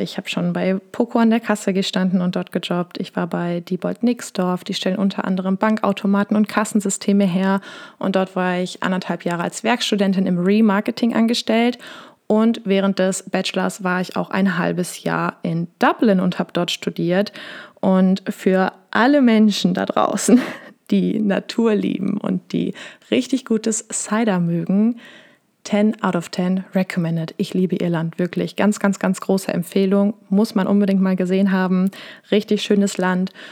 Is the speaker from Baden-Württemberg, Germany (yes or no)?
no; Wesel, North Rhine-Westphalia, Germany; also born or lived in Essen; Ich komme aus Wesel am Niederrhein in NRW bin aber doch eher im Herzen ein kleines Ruhrpottkind